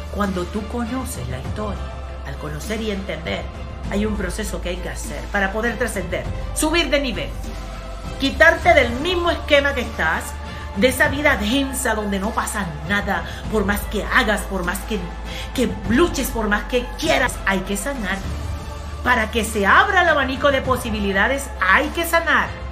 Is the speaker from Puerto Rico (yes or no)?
no; Colombia; Yo soy de Colombia, vengo de un país de Sudamérica